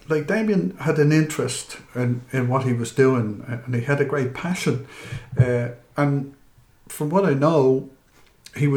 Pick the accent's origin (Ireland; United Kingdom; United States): Ireland; Dublin, Leinster; I grew up in East Wall, where Liam was legendary at the time when I was growing up.